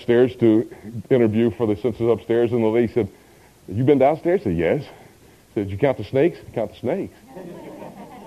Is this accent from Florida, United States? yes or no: yes; Miami, Florida, United States; moved away as an adult; also born or lived in Del Rio, Texas; I was born and raised in Miami, Florida.